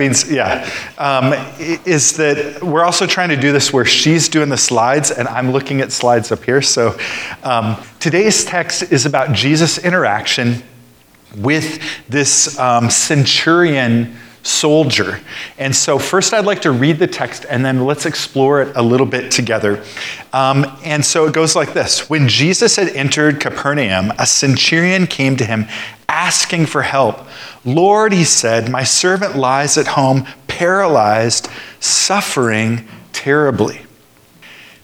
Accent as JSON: {"language": "English", "region": "Alabama", "country": "United States", "tie": "born or raised there", "moved": "as an adult", "lives_now": "San Francisco, United States", "said": "I graduated from high school in Alabama"}